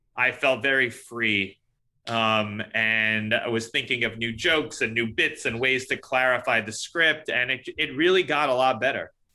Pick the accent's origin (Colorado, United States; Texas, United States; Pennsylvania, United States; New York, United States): New York, United States; New York City; I grew up in New York City, but w, I grew up in Queens